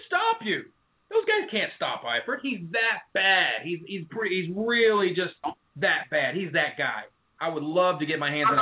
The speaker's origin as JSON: {"language": "English", "region": "Indiana", "country": "United States", "said": "I'm from Indiana"}